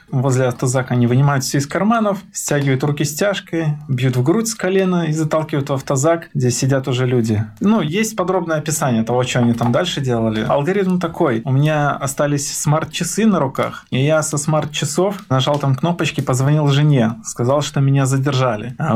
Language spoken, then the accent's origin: Russian; Minsk, Belarus; не поверили, что я из Минска, что я местный.